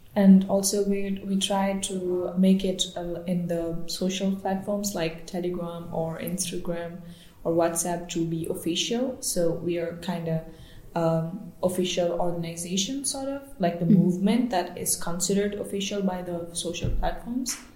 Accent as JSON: {"language": "English", "region": "Balochistan", "country": "Pakistan", "moved": "yes", "lives_now": "Germany", "said": "I'm originally from Balochistan"}